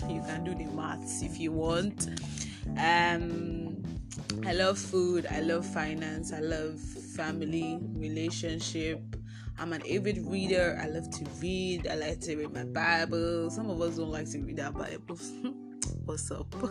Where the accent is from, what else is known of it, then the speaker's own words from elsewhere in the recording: Ibadan, Oyo, Nigeria; also born or lived in Ogun State, Nigeria; now in Ogun, Nigeria; I'm from Oyo State, Ibadan, Nigeria